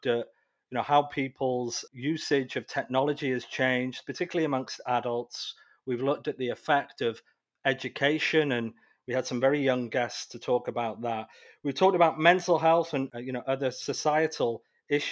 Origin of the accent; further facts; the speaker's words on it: United Kingdom; moved away; being British originally, was in the United Kingdom